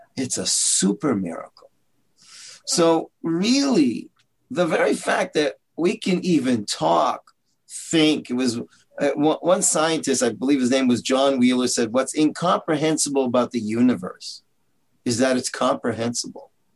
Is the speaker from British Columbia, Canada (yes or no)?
no; Toronto, Ontario, Canada; moved away as an adult; also born or lived in Israel; I'm from Canada, Toronto